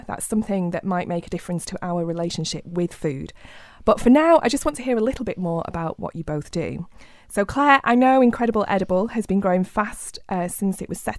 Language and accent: English; Rochdale, North West England, United Kingdom; the worldwide cooperative movement, which happens to have started in my hometown of Rochdale.